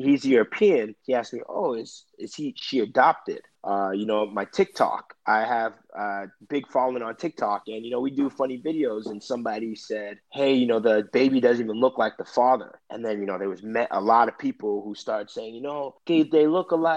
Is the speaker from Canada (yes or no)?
yes; Brampton, Ontario, Canada; moved away; I grew up in Brampton, which is a city right outside of Toronto